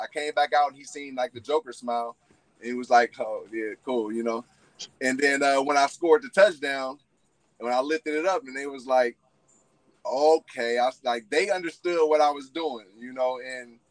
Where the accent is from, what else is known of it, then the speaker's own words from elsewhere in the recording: San Francisco, California, United States; growing up in San Francisco